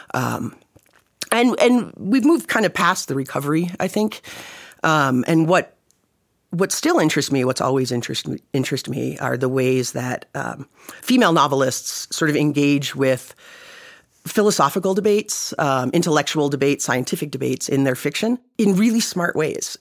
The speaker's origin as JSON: {"language": "English", "region": "East Coast", "country": "United States", "moved": "yes", "said": "I'm from the East Coast originally"}